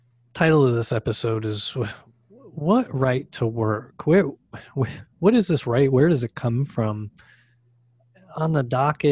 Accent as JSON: {"language": "English", "region": "Connecticut", "country": "United States", "tie": "born or raised there", "moved": "yes", "lives_now": "Arizona, United States", "said": "I grew up in Connecticut"}